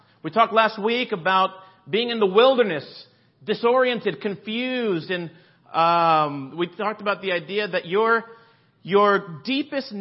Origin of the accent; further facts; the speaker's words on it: Miami, Florida, United States; also born or lived in Boston, Massachusetts; now in Los Angeles, United States; I grew up in Florida. So in South Florida, in Miami, Palm Beach area